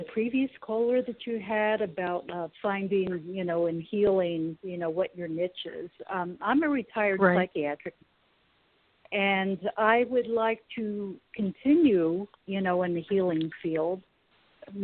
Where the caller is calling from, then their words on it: California, United States; I'm from California.